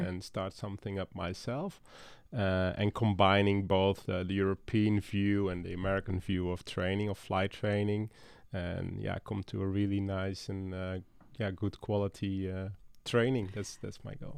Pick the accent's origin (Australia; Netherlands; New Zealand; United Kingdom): Netherlands; moved away as an adult; now in Dalton, United States; I'm from the Netherlands and that's where I started my career.